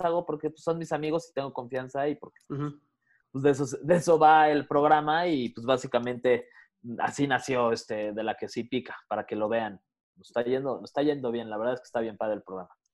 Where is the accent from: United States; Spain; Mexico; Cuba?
Mexico; Mexico City; soy de aquí, del, nací aquí en la Ciudad de México